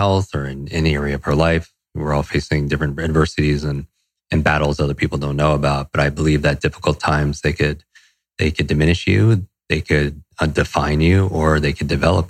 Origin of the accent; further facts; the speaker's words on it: Westchester, New York, United States; also born or lived in Los Angeles; I grew up in Westchester, New York, a suburb right outside of New York City.